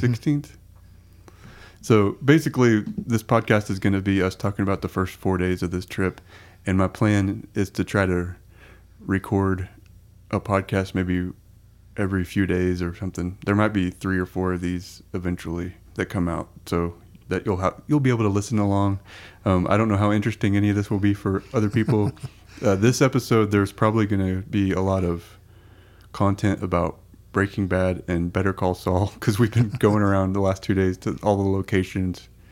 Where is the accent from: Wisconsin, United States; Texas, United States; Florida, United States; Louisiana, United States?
Texas, United States; we're from Texas